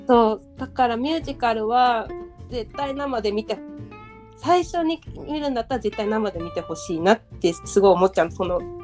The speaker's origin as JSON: {"language": "Japanese", "town": "Nagoya", "region": "Aichi", "country": "Japan", "tie": "born or raised there", "moved": "as an adult", "lives_now": "Tokyo, Japan", "said": "私は名古屋出身で大学とともに上京した"}